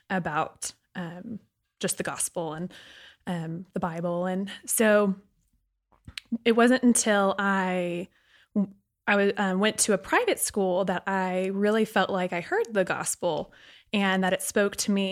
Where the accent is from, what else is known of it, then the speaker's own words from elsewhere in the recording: Sugar Land, Texas, United States; I also grew up in Sugarland, Texas